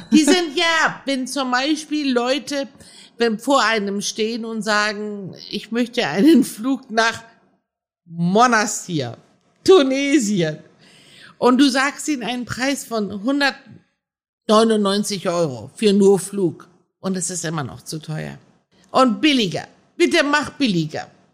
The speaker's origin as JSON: {"language": "German", "country": "Germany", "tie": "born or raised there", "also_born_or_lived": "Iran", "said": "Wir hatten zu Hause die iranische Welt und in der Schule waren wir Deutsche"}